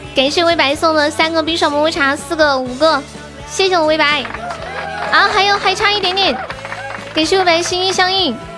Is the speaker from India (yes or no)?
no; Sichuan, China; accent: Sichuanese; 我们四川话